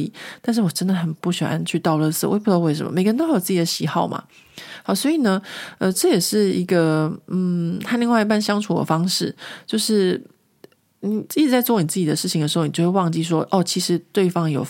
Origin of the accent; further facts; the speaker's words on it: Taiwan; now in France; 你是怎么样从一个台湾人变成法国人的？因为他们都觉得我就是一个法国人，他们觉得我非常非常融入这个这个法国的社会。